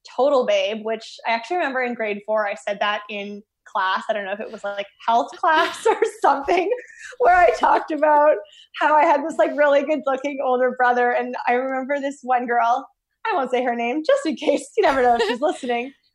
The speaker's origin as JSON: {"language": "English", "town": "Winnipeg", "region": "Manitoba", "country": "Canada", "tie": "born or raised there", "also_born_or_lived": "Toronto", "moved": "as an adult", "said": "I grew up in Winnipeg, Manitoba, born and raised"}